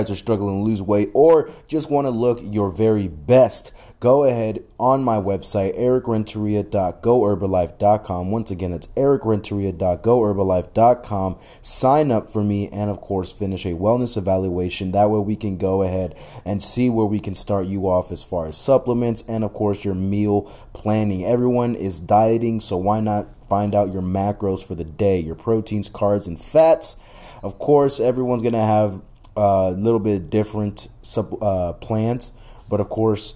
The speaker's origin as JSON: {"language": "English", "country": "Mexico", "said": "as a Mexican"}